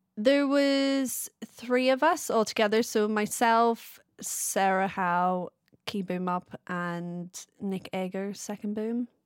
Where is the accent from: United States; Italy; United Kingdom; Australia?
United Kingdom; Belfast, Northern Ireland; moved away as an adult; also born or lived in Wales; I'm originally from Belfast. I moved over in two thousand six to study film and video in Wales.